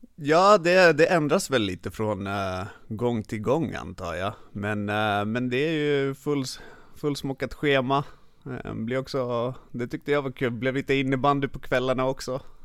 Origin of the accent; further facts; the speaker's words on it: Stockholm, Stockholm County, Sweden; first language Finnish; Swedish is a second language; jag är född i Stockholm, uppvuxen här. Men finska är mitt modersmål.